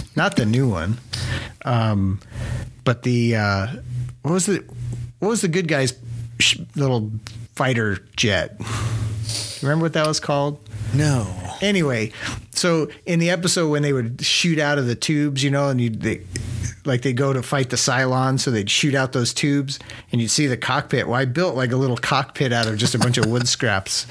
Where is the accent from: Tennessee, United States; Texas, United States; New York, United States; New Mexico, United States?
New Mexico, United States; also born or lived in Ruidoso, New Mexico; growing up in New Mexico, my dad had a little shed on the side of the house